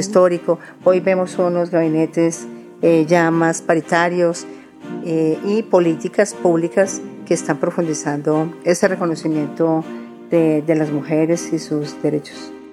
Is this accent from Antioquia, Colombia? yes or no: yes; Antioquia, Colombia; Soy de origen antioqueño